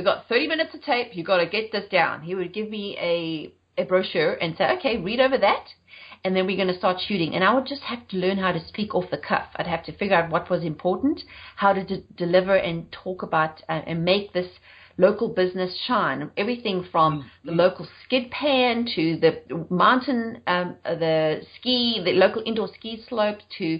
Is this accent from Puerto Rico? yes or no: no; South Africa; moved away as an adult; also born or lived in United Kingdom; now in Charlotte, United States; I'm South African and I've been living in the US for 9 years, but I left South Africa in 2000 and then moved to the UK